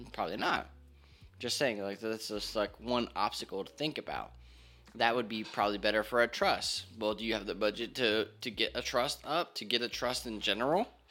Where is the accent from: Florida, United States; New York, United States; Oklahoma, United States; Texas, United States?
Florida, United States; Hollywood; moved away as an adult; also born or lived in Hialeah, Florida; now in Georgia, United States; I was born in Hialeah, grew up in Hollywood, Florida. just moved here to Georgia about a, actually a little, like a year and a month ago